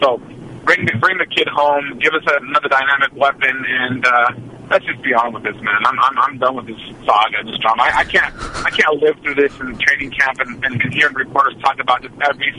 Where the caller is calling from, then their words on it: Oakland, California, United States; from Oakland.